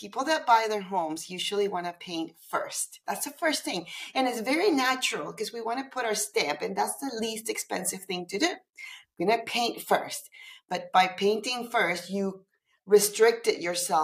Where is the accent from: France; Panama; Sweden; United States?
Panama; Panama City; moved away as an adult; now in Toronto, Canada; I'm originally from Panama City, Panama